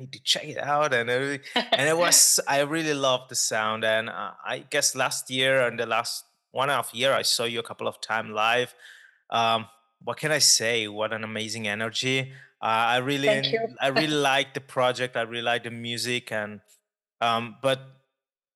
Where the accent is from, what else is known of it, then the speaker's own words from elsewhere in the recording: Ticino, Switzerland; I grew up in Ticino